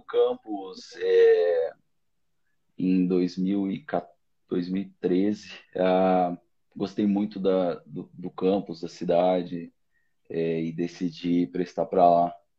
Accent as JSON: {"language": "Portuguese", "town": "Rio do Sul", "region": "Santa Catarina", "country": "Brazil", "also_born_or_lived": "São Paulo / Paris, France", "moved": "yes", "said": "sou do interior de Santa Catarina, de Rio do Sul"}